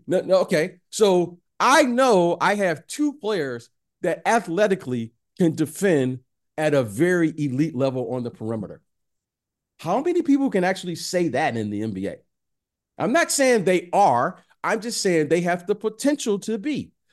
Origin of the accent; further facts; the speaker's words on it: Detroit, Michigan, United States; I'm from Detroit